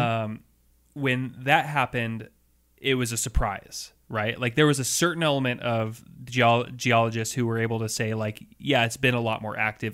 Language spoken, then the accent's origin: English; Seattle, Washington, United States; growing up in Seattle, and in two thousand one, as a kid